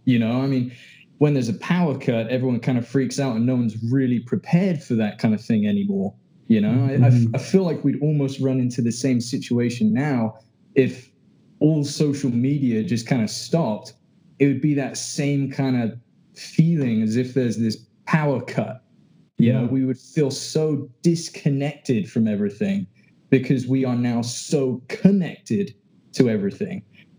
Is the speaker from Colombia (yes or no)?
no; England, United Kingdom; now in Arizona, United States; I sound funny because I'm from England originally. Recently sworn in US citizen, though.